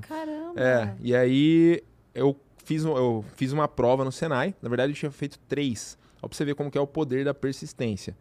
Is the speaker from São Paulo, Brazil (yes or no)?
yes; interior of São Paulo, Brazil; Eu sou do interior de São Paulo